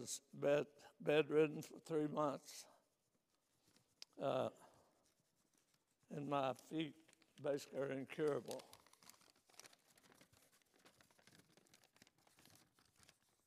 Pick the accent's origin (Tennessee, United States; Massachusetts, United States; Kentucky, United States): Kentucky, United States; Neon; now in Ligonier, United States; I'm from Neon, Kentucky. I was born into a family of people